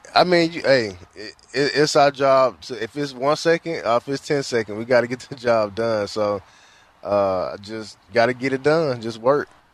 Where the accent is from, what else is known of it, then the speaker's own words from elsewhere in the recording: the South, United States; moved away; I'm from the South, so I'm used to the heat